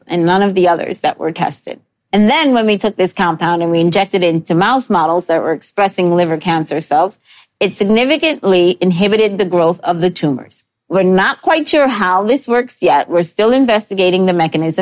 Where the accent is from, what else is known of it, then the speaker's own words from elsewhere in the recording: New York City, New York, United States; I grew up in New York City